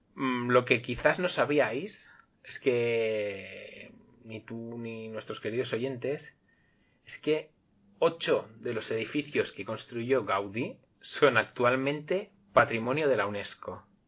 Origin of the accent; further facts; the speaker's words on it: Catalonia, Spain; first language Spanish; also born or lived in Barcelona; como, buen catalán